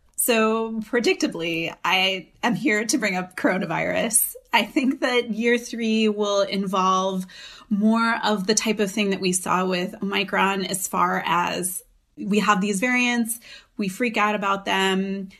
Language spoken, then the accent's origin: English; United States; moved away as an adult; now in Europe; I'm an American living in Europe.